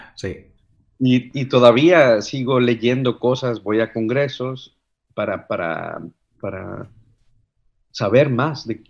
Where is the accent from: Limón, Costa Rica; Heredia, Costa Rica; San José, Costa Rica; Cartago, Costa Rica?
Cartago, Costa Rica; moved away as an adult; now in Netherlands; yo soy de Cartago, es una de las ciudades más frías en las montañas.